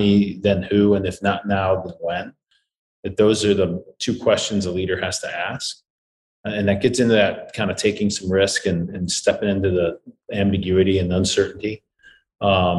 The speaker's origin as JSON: {"language": "English", "town": "St. Louis", "region": "Missouri", "country": "United States", "said": "I'm from St. Louis"}